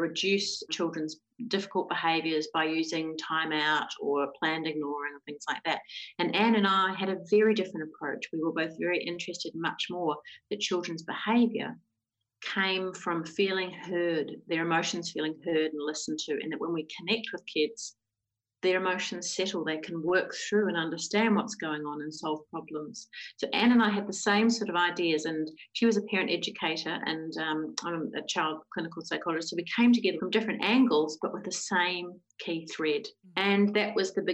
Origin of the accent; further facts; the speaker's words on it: New Zealand; moved away; I'm a New Zealander and I did my clinical psychology training and started working in child and adolescent mental health back in New Zealand